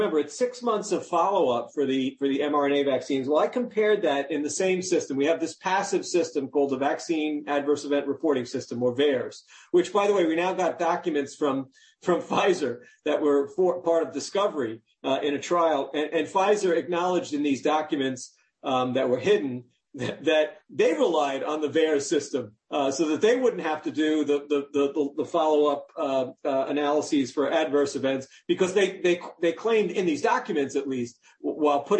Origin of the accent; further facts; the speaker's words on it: New York, United States; I grew up in New York